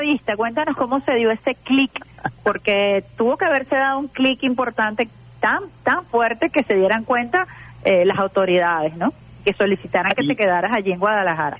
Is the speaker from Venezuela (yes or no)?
yes; Venezuela